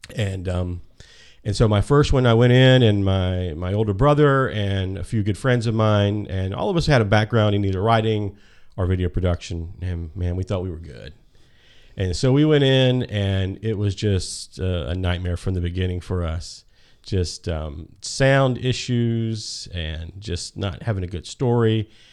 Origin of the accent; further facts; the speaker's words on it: Birmingham, Alabama, United States; I'm from Birmingham, Alabama